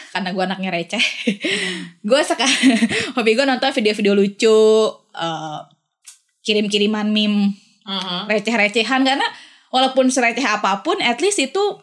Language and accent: Indonesian; Bandung, West Java, Indonesia; moved away as an adult; also born or lived in Jakarta; gue dari Sun dari Bandung